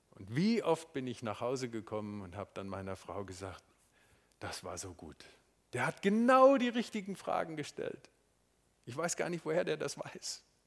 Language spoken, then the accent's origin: German; Marburg, Hesse, Germany; moved away; Es ist meine Heimatstadt, meine Schulstadt